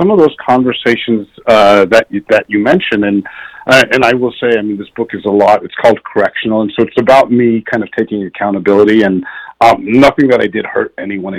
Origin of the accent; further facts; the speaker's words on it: Northern Virginia, United States; also born or lived in Washington, D.C.; I was born in Washington, D.C. I grew up in Northern Virginia